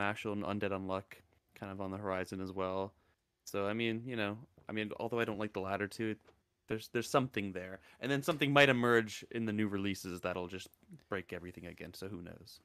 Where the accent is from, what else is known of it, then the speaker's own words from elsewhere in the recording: Canada; I'm Canadian